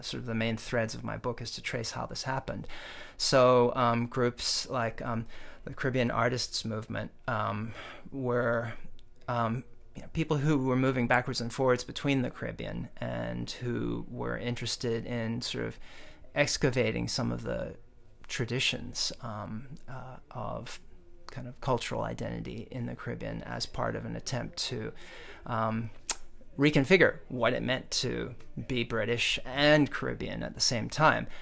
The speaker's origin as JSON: {"language": "English", "country": "South Africa", "tie": "born or raised there", "moved": "yes", "lives_now": "United States", "said": "I was born in South Africa"}